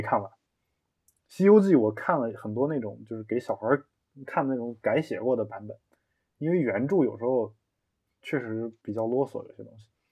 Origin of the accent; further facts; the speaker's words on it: China; 我们中国人